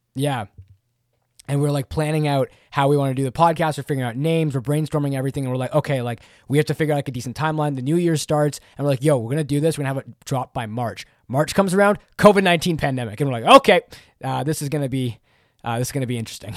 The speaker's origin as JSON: {"language": "English", "country": "Canada", "said": "I'm Canadian, Canadian, eh"}